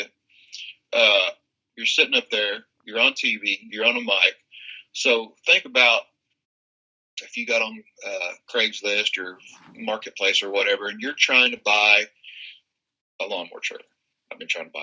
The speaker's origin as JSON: {"language": "English", "region": "Kansas", "country": "United States", "said": "this jackass from Kansas. I'm sure you can hear my accent"}